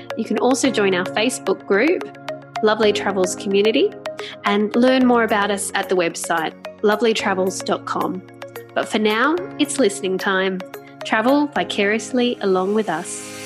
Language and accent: English; Australia; we're Australians from Australia